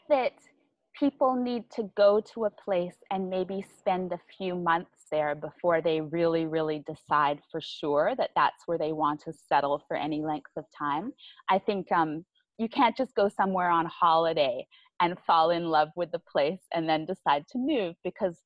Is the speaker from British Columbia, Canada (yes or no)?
yes; Vancouver Island, British Columbia, Canada; moved away as an adult; now in Vietnam; I'm from Vancouver Island